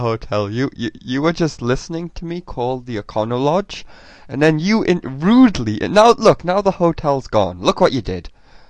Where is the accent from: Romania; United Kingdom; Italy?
United Kingdom; England; now in United States; I'm English, I don't know how things work here, because in England we have like the ground floor, and then the first floor, but you guys have like the first floor, then the second floor, so it's quite confusing.